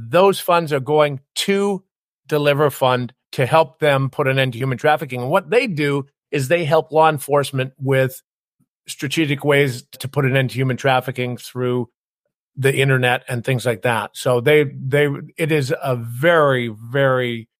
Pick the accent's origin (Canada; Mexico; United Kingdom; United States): Canada; I was a tall, skinny kid, glasses, braces, growing up in Canada that was always picked on